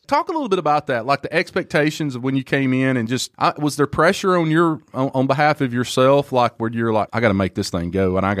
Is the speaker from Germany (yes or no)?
no; Alabama, United States; I'm from Alabama